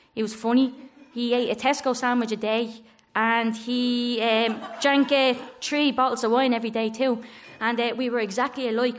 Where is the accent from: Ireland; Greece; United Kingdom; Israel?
Ireland; Dublin, Leinster; growing up in Coolock